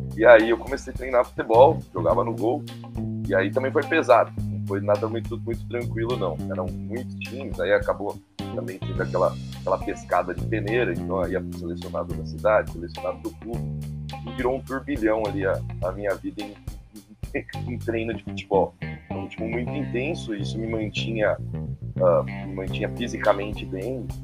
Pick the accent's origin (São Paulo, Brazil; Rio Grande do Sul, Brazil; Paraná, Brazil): São Paulo, Brazil; Santo André; moved away as an adult; now in Botucatu, Brazil; eu sou nascido em Santo André, né? ali na, na Grande São Paulo, né? No ABC Paulista.